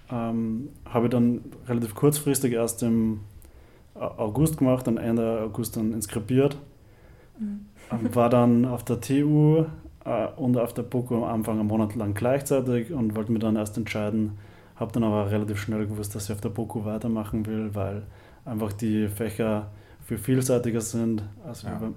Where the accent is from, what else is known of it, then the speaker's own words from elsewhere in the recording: Upper Austria, Austria; Äh, ich komme aus Oberösterreich, aus der Nähe von Linz und ich bin 26 Jahre alt.